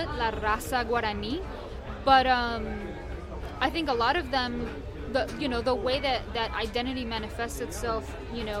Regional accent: Asunción, Paraguay; I was born in Paraguay, in Asunción, Paraguay, in the early 80s

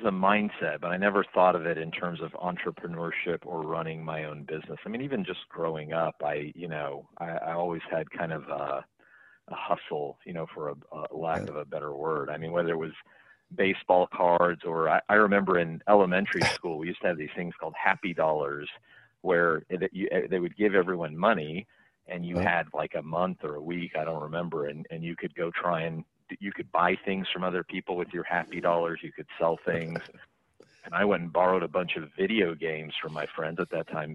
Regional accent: Stillwater, Oklahoma, United States; I grew up in Stillwater

